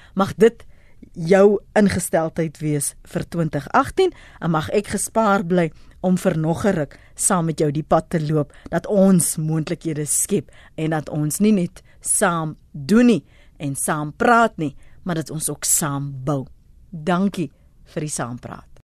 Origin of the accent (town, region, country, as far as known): South Africa